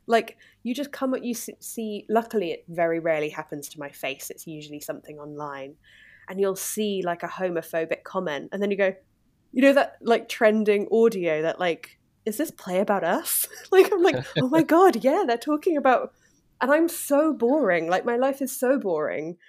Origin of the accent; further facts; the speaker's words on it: Exeter, South West England, United Kingdom; I'm from the south of England, it's a city called Exeter